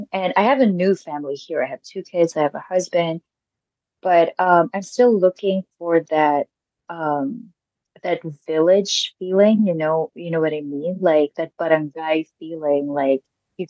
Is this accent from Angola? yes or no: no; Philippines; now in United States; growing up in the Philippines.